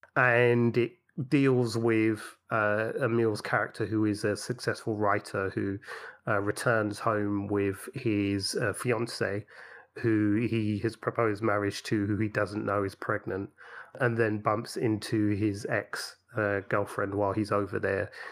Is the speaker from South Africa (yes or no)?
no; London, United Kingdom; growing up in London